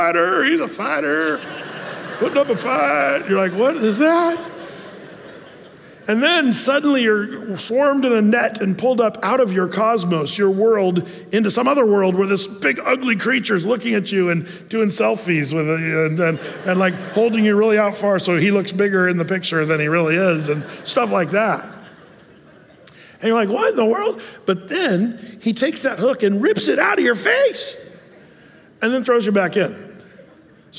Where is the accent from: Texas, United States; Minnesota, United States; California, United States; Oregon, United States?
Oregon, United States; Applegate; as a kid growing up in Applegate, you know, we had the Applegate River